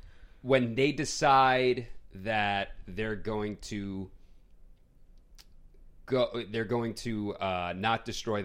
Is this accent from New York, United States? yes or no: yes; Queens, New York, United States; accent: New York Queens; But I have like a New York Queens accent, especially when I get like passionate.